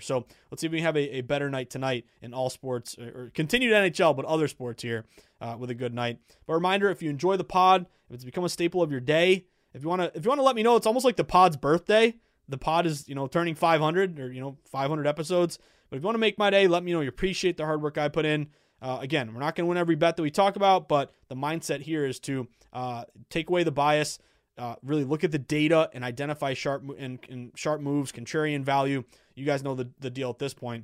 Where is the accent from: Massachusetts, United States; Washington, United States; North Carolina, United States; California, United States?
Massachusetts, United States; Boston; we're both from Boston, or both from Mass